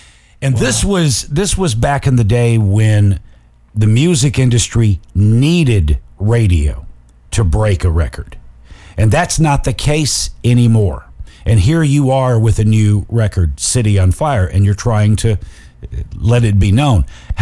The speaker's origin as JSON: {"language": "English", "town": "Muscle Shoals", "region": "Alabama", "country": "United States", "tie": "born or raised there", "moved": "yes", "said": "when I was a kid, I was raised in Muscle Shoals, Alabama."}